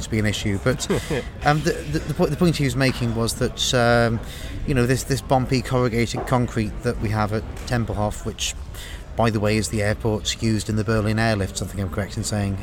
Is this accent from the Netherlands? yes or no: no; United Kingdom; moved away; Speaking as a British emigre